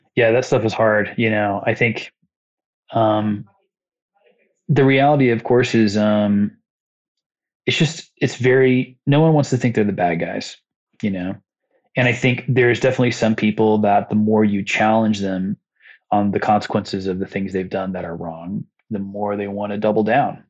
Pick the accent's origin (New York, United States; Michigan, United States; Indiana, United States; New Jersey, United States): Indiana, United States; Muncie; It's my hometown